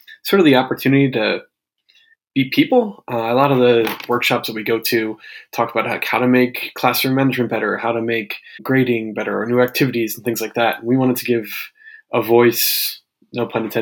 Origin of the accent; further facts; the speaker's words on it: Maryland, United States; moved away as an adult; also born or lived in Japan / Brooklyn, New York; now in New York, United States; I grew up in Maryland, so definitely from the U.S.